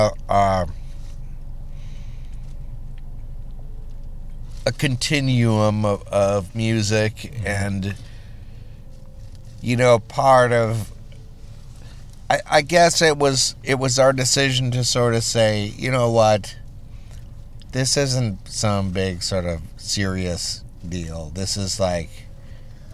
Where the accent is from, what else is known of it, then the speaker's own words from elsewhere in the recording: Litchfield, Minnesota, United States; I was born in Litchfield, Minnesota. We're actually from the great, you know, western plains